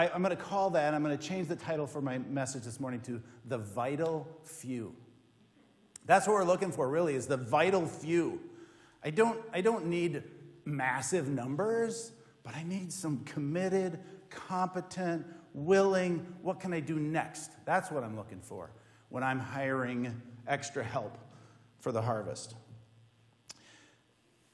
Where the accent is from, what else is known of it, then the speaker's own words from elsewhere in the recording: Minnesota, United States; I'm from Minnesota.